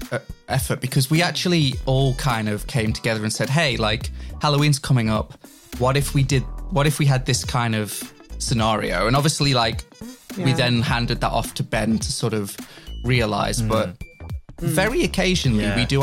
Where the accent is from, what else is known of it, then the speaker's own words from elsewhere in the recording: Midlands, United Kingdom; I come from the Midlands, and so his sort of accent is quite far away from what a Midlands person would sound like.